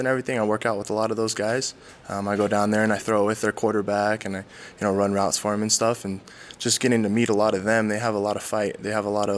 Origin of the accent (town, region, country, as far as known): Southern Utah, United States; born or raised there; now in Provo, United States